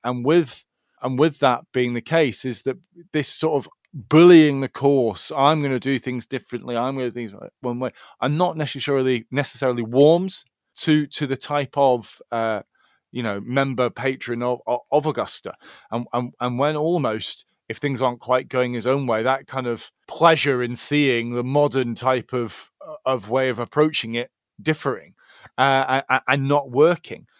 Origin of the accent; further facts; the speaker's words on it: Scotland, United Kingdom; I consider myself Scottish, and I'm not Scottish, I'm British, not British, then I'm European